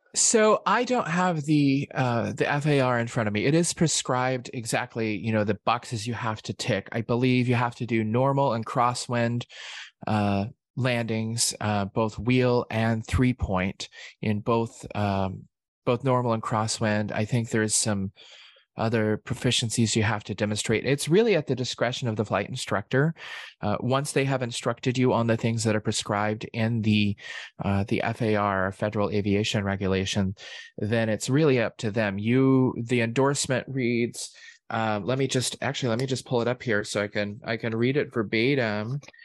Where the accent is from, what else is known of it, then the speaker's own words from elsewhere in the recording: Oklahoma, United States; I'm from Oklahoma